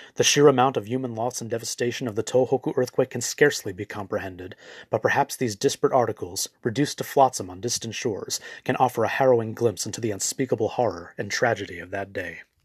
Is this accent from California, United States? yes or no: yes; Los Angeles, California, United States; Having been born and raised in Los Angeles